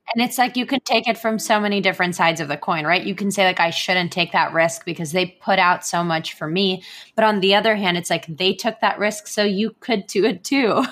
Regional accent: Israel; moved away as an adult; now in United States; I moved across the world to the United States from my home country of Israel without my family

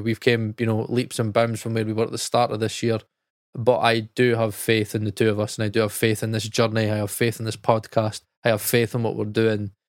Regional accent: United Kingdom; we're British

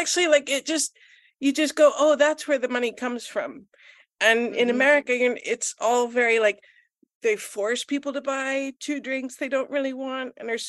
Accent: Kansas City, Missouri, United States; I am. I always tell people I'm from Kansas because it always freaks people out to realize that Kansas City is also in Missouri.

